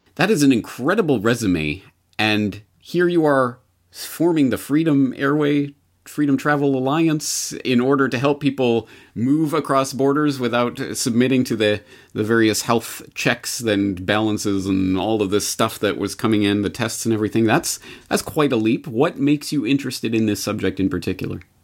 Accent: Canada; now in Japan; I am a Canadian living in Japan

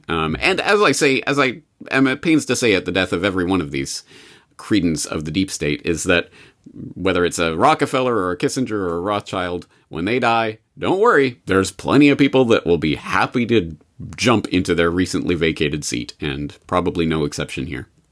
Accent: Canada; as a Canadian

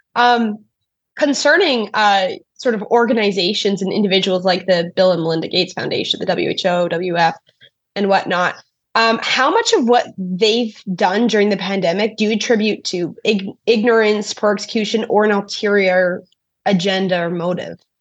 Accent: Canada; As a Canadian

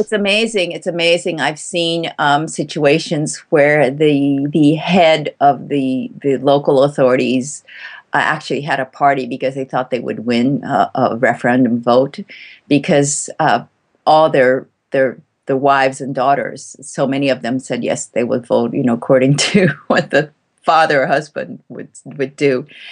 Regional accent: Tokyo, Japan; now in Kyoto, Japan; I was born in Tokyo

